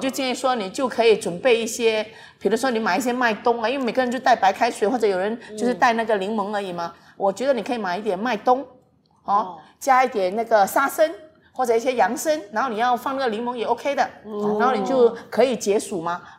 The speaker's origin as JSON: {"language": "Chinese", "country": "Singapore", "said": "我们新加坡人"}